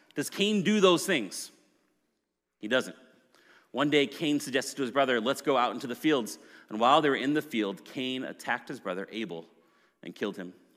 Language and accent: English; Maple Grove, Minnesota, United States; also born or lived in Plymouth, Minnesota; I grew up in Maple Grove, and then we moved to Plymouth when I was in high school